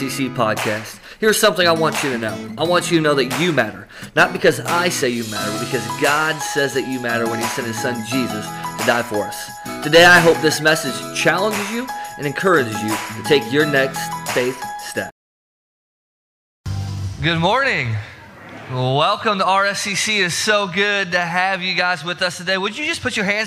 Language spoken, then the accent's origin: English; Herscher, Illinois, United States; moved away; my hometown, Hersher, Illinois